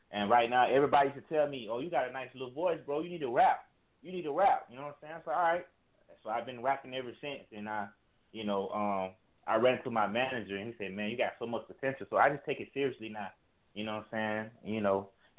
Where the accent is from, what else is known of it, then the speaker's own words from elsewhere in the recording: Florida, United States; Because, you know, I'm from Florida, so it's like we live in it like a struggle